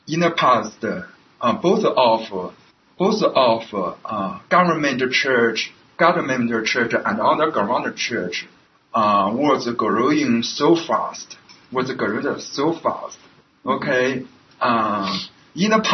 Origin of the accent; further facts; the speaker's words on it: China; English is a second language; moved away as an adult; now in United States; my hometown province